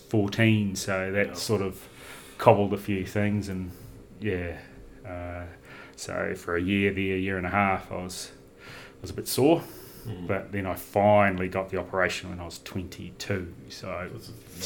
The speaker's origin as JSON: {"language": "English", "town": "Whangarei", "region": "Northland", "country": "New Zealand", "tie": "born or raised there", "also_born_or_lived": "Mangawhai", "moved": "yes", "lives_now": "Queenstown, New Zealand", "said": "I was born in Whangarei, which is a town in the top of the North Island, so I'm from Northland. So I grew up there and in and around Northland"}